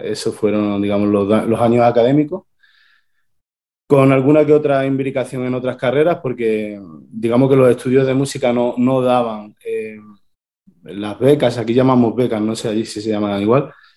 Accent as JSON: {"language": "Spanish", "town": "Torredonjimeno", "region": "Andalusia", "country": "Spain", "tie": "born or raised there", "said": "yo soy de un pueblo de Jaén, de Torredón Jimeno, esto es en el sur de España"}